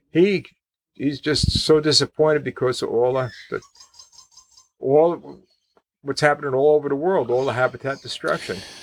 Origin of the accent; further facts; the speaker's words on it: New Jersey, United States; I'm from New Jersey